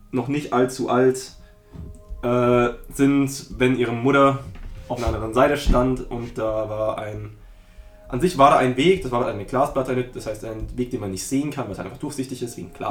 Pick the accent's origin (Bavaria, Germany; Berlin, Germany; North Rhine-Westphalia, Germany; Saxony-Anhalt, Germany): Bavaria, Germany; Augsburg; ich komme aus Augsburg.